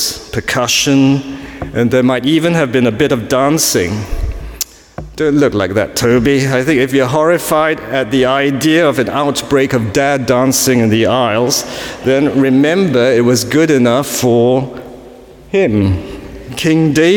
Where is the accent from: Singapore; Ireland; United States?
Singapore; now in London, United Kingdom; I was born in Singapore